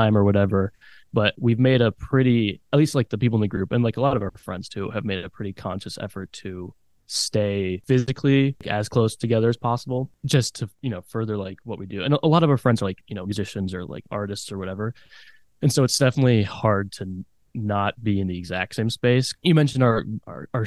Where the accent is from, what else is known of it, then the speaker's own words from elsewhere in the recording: Chicago, Illinois, United States; moved away as an adult; also born or lived in Ann Arbor, Michigan; now in Detroit, United States; I'm from Chicago and I was planning on moving back to Chicago